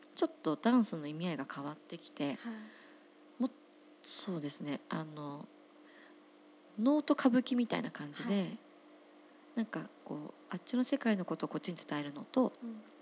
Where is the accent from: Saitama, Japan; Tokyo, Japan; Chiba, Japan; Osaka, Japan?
Tokyo, Japan; Otsuka; 私地元東京の大塚山手線は大塚なんですけど